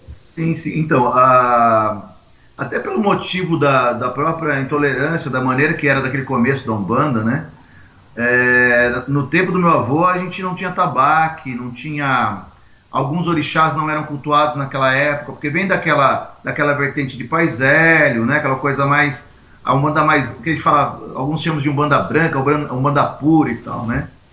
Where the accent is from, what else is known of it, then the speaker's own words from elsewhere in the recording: Jundiaí, São Paulo, Brazil; Sou caipira de Jundiaí, interior de São Paulo.